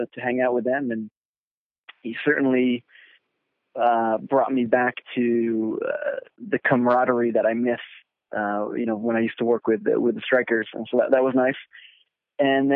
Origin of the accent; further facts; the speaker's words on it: Fort Lauderdale, Florida, United States; Fort Lauderdale, which is my hometown